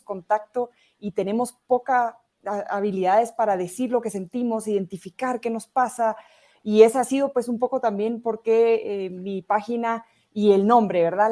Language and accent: Spanish; Guatemala; also born or lived in Barcelona, Spain; graduarme en mi país, en Guatemala